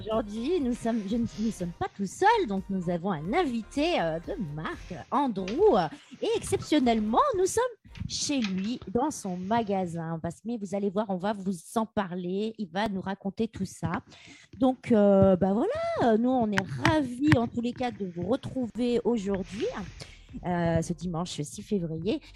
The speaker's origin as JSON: {"language": "French", "town": "Bourgoin-Jallieu", "region": "Auvergne-Rhône-Alpes", "country": "France", "said": "on est de Bourgoin-Jallieu"}